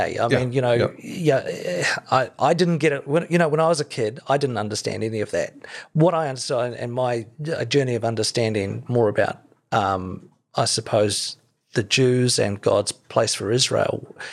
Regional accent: Christchurch, Canterbury, New Zealand; growing up in Christchurch in exclusive brethren

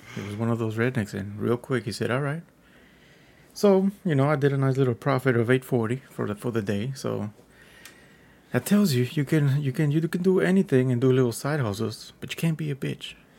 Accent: Texas, United States; I'm a Texan

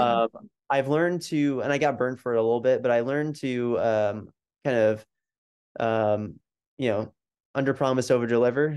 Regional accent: New Jersey, United States; I was born and raised in New Jersey

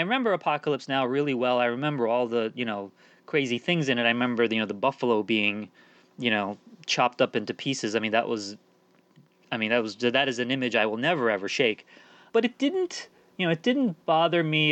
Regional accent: Washington, District of Columbia, United States; born or raised there; also born or lived in England / Turkey

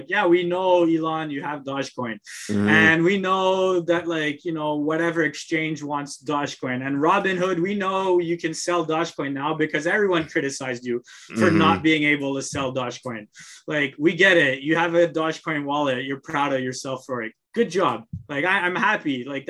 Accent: Montreal, Quebec, Canada; moved away; I come from Montreal.

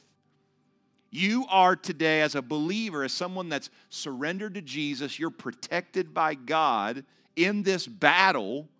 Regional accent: Ohio, United States; moved away as an adult; I am from Ohio

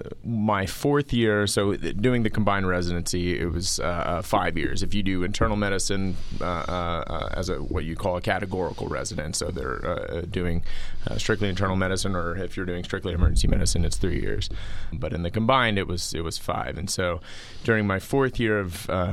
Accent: Houston, Texas, United States; I grew up in Houston, Texas

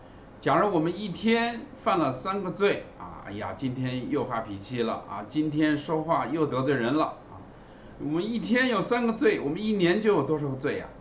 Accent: China; 圣经里所讲的罪呢，跟我们中国人所定义的罪呢是不一样的啊。

